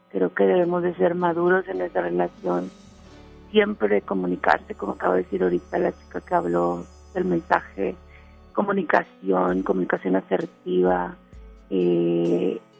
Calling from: Solidaridad, Quintana Roo, Mexico; de acá de Solidaridad.

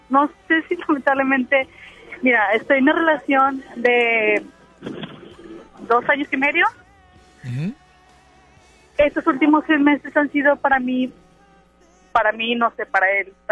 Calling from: Monterrey, Nuevo León, Mexico; De Monterrey.

